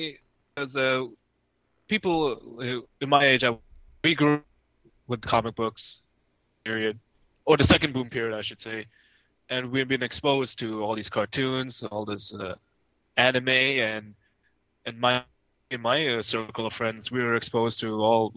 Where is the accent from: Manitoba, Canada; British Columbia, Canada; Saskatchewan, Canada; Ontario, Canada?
Ontario, Canada; Toronto; also born or lived in Dubai / Staten Island / Montreal; Then moved to Montreal, Canada, and from there came to Toronto in 92. But growing up in Canada